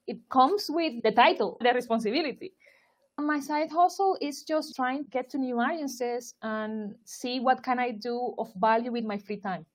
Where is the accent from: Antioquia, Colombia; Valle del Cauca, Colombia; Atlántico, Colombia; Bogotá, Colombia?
Atlántico, Colombia; Barranquilla; moved away as an adult; also born or lived in Turkey; now in London, United Kingdom; I am from Barranquilla, Colombia.